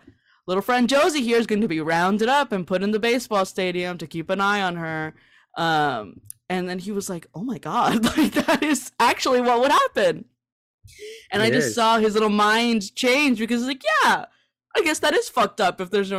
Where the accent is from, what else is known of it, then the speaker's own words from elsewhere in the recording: California, United States; and I grew up in California.